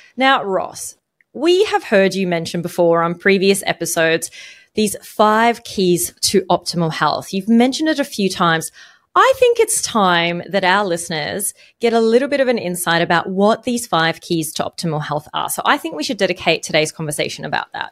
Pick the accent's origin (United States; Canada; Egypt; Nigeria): Egypt; now in Australia; I grew up in Egypt, in a country where alcohol is not really widely available